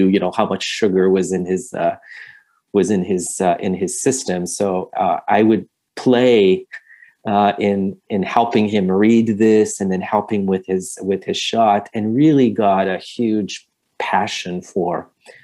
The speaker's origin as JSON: {"language": "English", "town": "Montreal", "region": "Quebec", "country": "Canada", "tie": "born or raised there", "moved": "yes", "said": "I'm originally from Montreal, Canada."}